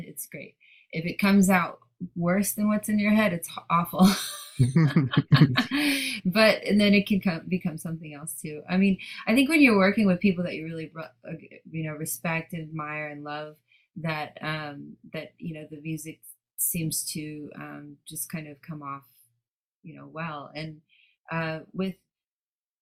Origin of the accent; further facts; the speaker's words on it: Dallas, Texas, United States; now in Los Angeles, United States; I'm from the South. I live in LA now, but I'm from Dallas.